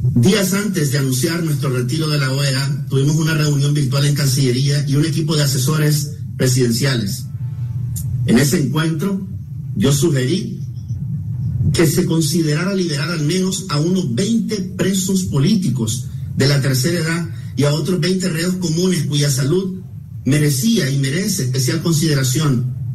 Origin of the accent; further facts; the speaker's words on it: Nicaragua; mi país